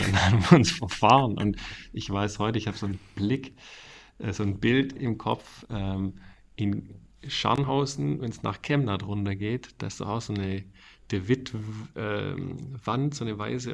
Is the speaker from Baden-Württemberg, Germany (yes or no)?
yes; Reutlingen, Baden-Württemberg, Germany; accent: Swabian; moved away as an adult; also born or lived in Stuttgart; now in Ostfildern, Germany; ich komme aus der Reutlingen, Reutlinger Metzinger Ecke, da bin ich mhm. aufgewachsen